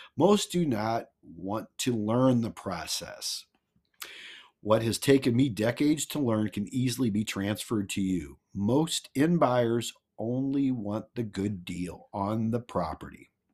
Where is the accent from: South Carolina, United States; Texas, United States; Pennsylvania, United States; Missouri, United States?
Missouri, United States; I'm from Mizu-, Missouri. The Show Me State